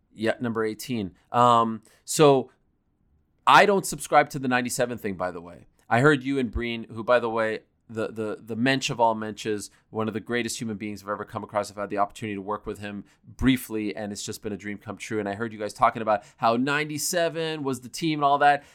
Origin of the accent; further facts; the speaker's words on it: Montreal, Quebec, Canada; moved away; I grew up in Montreal